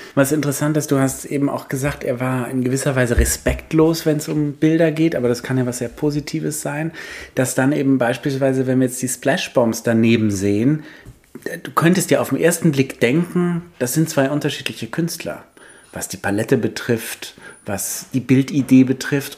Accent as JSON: {"language": "German", "town": "Paris", "region": "Île-de-France", "country": "France", "tie": "born or raised there", "said": "ich bin genau in dem Alter in Paris groß geworden"}